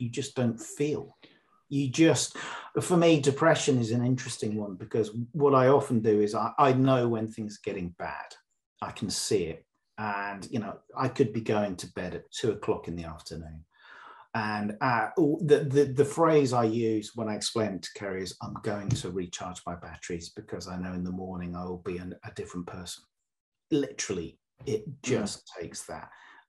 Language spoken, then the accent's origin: English; Northern Ireland, United Kingdom; I was brought up in the Northern Ireland Troubles, so used to that.